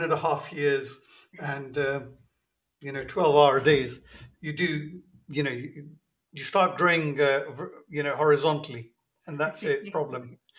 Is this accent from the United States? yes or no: no; London, United Kingdom; also born or lived in Pakistan; I was born in Pakistan, came to the UK when I was 10 years old, and I've really been a Londoner since then, except for brief spells.